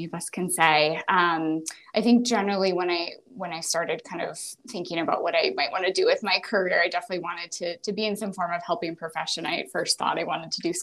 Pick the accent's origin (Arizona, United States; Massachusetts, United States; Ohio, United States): Massachusetts, United States; Boston; also born or lived in Pennsylvania; I grew up around the Boston area from here locally